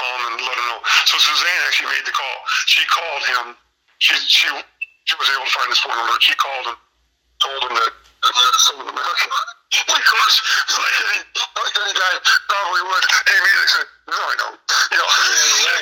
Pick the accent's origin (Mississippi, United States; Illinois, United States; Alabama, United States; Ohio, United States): Illinois, United States; Peru; also born or lived in Chicago; a friend I grew up with here in Peru